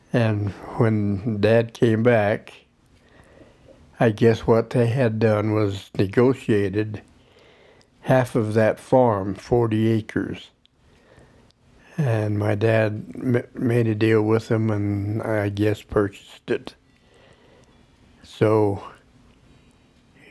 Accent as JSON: {"language": "English", "town": "Vail", "country": "United States", "tie": "born or raised there", "also_born_or_lived": "Emmett", "said": "this land was in Vail, and it was soon to become my only home that I remember"}